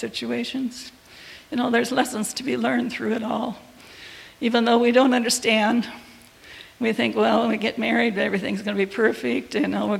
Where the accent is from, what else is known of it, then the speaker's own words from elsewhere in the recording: Illinois, United States; I grew up in Illinois with 6 kids